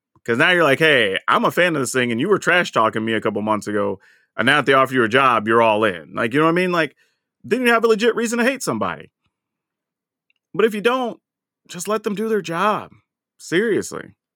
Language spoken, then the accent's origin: English; the South, United States; growing up in the South